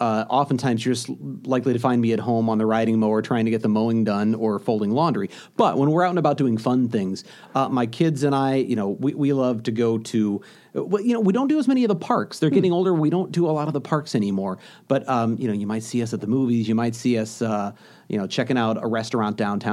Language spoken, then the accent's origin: English; St. Louis, Missouri, United States; also born or lived in Des Moines, Iowa / Kansas City; now in Milwaukee, United States; I'm from St. Louis originally